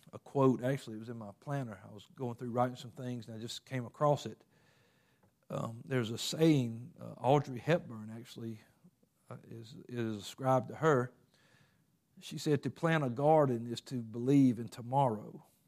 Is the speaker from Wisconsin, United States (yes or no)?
no; Covington, Georgia, United States; I lived in Covington.